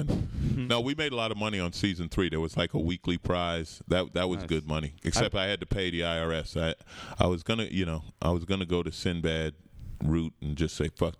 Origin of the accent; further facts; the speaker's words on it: New York, United States; I grew up in New York. Grew up in Queens, St. Albans.